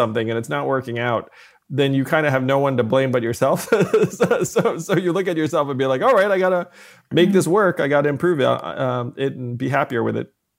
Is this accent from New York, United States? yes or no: yes; New York City area, United States; also born or lived in Schenectady, New York; I was born in Schenectady, but I did move closer to New York City when I was, uh, four years old or so